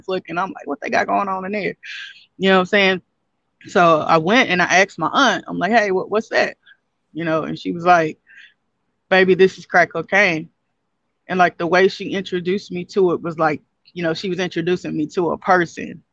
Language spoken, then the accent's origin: English; Castor, Louisiana, United States; also born or lived in Shreveport, Louisiana; Like I grew up in Shreveport for, a few years of my life, but I'm born and raised in Castor, Louisiana, which is a town